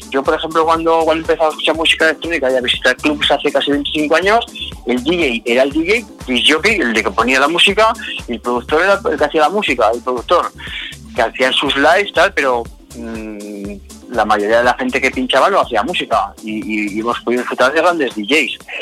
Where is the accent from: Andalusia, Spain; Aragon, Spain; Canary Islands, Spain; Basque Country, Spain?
Aragon, Spain; Zaragoza